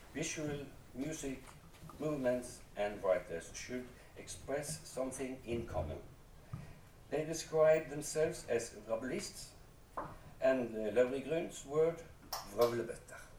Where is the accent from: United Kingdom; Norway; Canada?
Norway; Bergen, Vestland; I grew up in Bergen in an artistic home